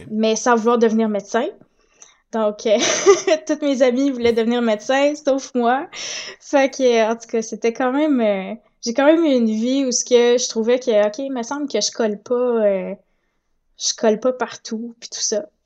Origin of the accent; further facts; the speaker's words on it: Saint-Hyacinthe, Quebec, Canada; also born or lived in La Tuque; now in Gatineau, Canada; je viens d'un petit peu partout au Québec, dans le sens que je suis née à La Tuque. J'ai grandi à Saint-Hyacinthe en Montérégie. Puis là, présentement, je suis à Gatineau, en hmm. Outaouais.